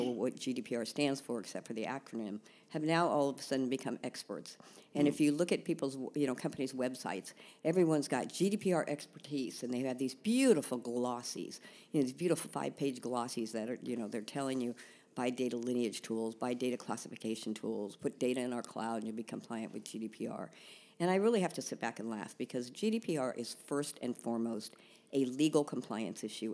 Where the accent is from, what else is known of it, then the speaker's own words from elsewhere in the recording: San Francisco, California, United States; also born or lived in Dublin, Ireland; I was born in Dublin, Ireland, but raised in San Francisco, thus no brogue